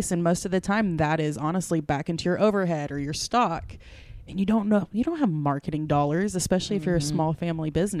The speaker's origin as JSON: {"language": "English", "town": "Beaver", "region": "Oklahoma", "country": "United States", "also_born_or_lived": "California", "moved": "as an adult", "lives_now": "Corpus Christi, United States"}